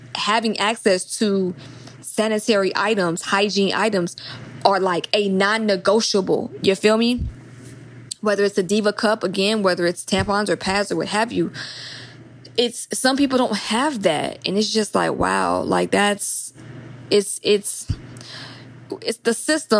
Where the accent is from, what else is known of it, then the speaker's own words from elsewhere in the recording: Atlanta, Georgia, United States; now in Los Angeles, United States; I'm from Atlanta, but I live